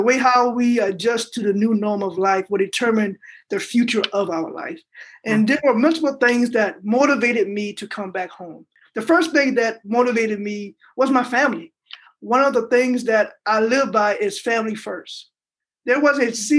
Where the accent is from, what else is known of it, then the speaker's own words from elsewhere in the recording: Trio, South Carolina, United States; moved away as an adult; Born and raised in Trio, South Carolina, one of those towns that's very small